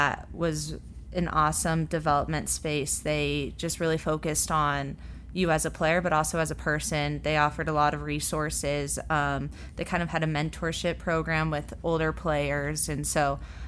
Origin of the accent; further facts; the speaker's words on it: Colorado, United States; moved away as an adult; now in Louisville, United States; I grew up in Colorado